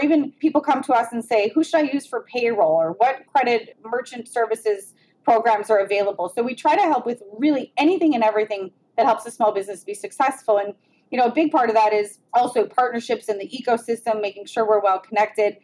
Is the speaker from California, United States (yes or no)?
no; Cleveland, Ohio, United States; I am that person from Cleveland